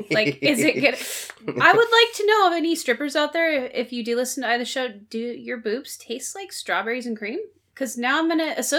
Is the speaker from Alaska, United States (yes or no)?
yes; Alaska, United States; So when I was, I grew up in Alaska during my high school years. I was all over the place